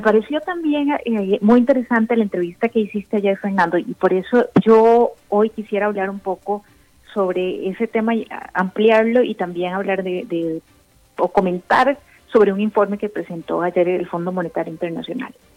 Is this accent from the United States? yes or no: no; Costa Rica; las personas que somos independientes, como, como tú, como yo, y como muchos costarricenses o que tenemos pymes